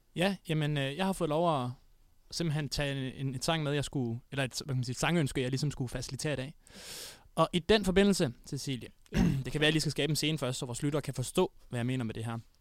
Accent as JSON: {"language": "Danish", "town": "Odense", "region": "Southern Denmark", "country": "Denmark", "moved": "yes", "said": "der var jeg hjemme i Odense"}